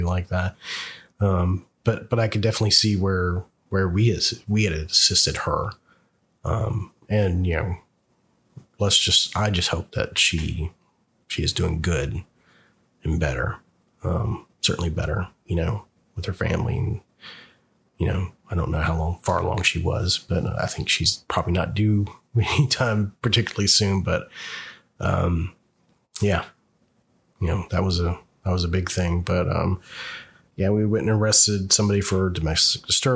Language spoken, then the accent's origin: English; the South, United States; moved away; I'm originally from the South